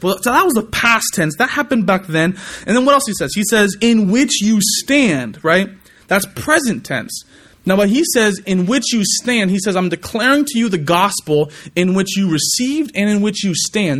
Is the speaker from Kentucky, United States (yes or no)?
no; California, United States; moved away; I'm from California